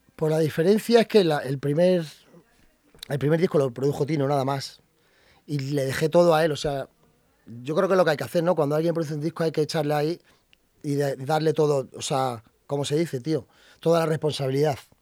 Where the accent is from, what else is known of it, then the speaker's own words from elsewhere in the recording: Madrid, Community of Madrid, Spain; al final yo nací aquí